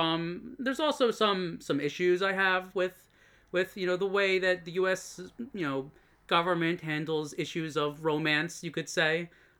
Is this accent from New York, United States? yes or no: yes; Ronkonkoma, New York, United States; moved away as an adult; now in Japan; Well, I moved to Japan in my early 20s, but before that, I grew up in Long Island, Ronkonkoma.